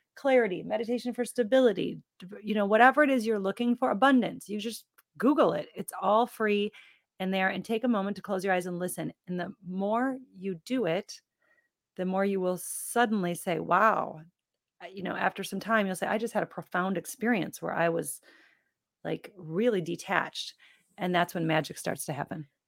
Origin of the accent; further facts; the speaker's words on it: Midwest, United States; I was born and raised in the Midwest with a Midwestern family